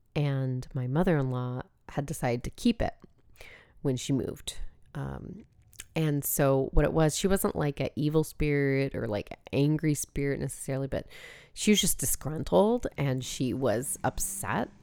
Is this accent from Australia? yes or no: no; San Diego, California, United States; I grew up in San Diego